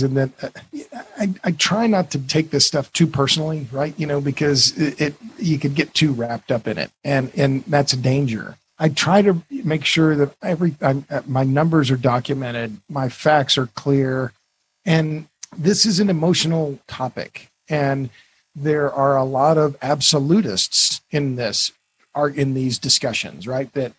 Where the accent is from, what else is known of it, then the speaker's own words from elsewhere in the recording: Tulsa, Oklahoma, United States; I'm from Oklahoma. Tulsa's my hometown.